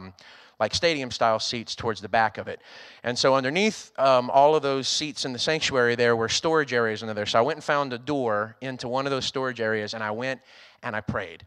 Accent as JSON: {"language": "English", "region": "Louisiana", "country": "United States", "also_born_or_lived": "Texas", "moved": "as an adult", "lives_now": "Rockport, United States", "said": "I'm originally from Louisiana, so I was leaving home for the first time to go work in the great state of Texas"}